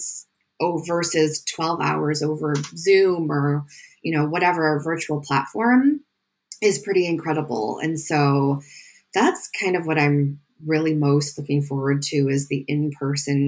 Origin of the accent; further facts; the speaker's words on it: Northern Illinois, United States; accent: Northern Illinois; all of the ways that my Northern Illinois is going to show up and butcher